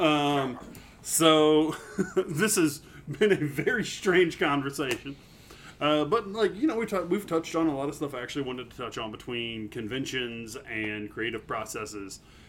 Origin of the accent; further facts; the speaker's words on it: Woodfield, United States; I grew up in Woodfield. I grew up next to the Cumberland Hills